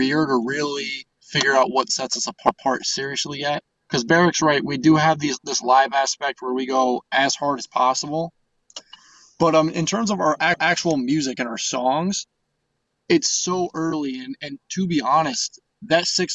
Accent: Stamford, New York, United States; now in Ann Arbor, United States; I'm from is Stamford, New York. It's like 45 minutes south of Albany

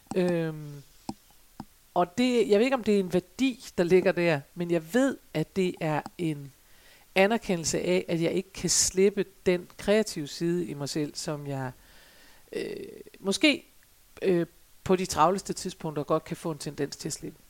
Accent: Jutland, Denmark; jeg er en gammel jyde

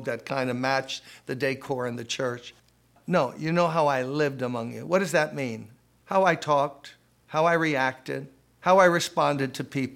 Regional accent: New York City, New York, United States; When I was a kid growing up in Brooklyn, playing stickball, basketball

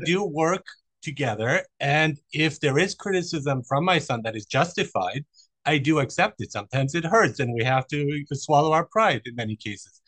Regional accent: Germany; moved away; also born or lived in Iran; I was born in Iran. I, I grew up in Germany

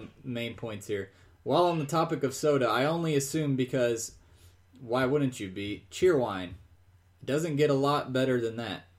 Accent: Kentucky, United States; I grew up in Kentucky.

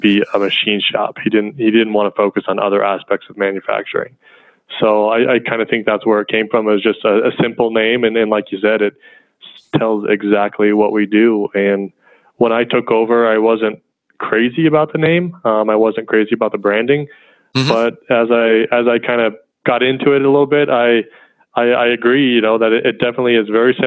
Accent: Colorado, United States; they moved to Colorado for work. But they also own their own farm. So I grew up out there on the farm

